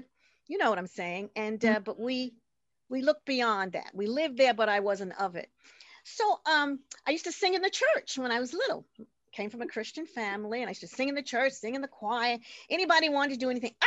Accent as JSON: {"language": "English", "town": "New York City", "region": "New York", "country": "United States", "tie": "born or raised there", "said": "We grew up in Corona, Queens, and five brothers, one sister, so there were seven of us"}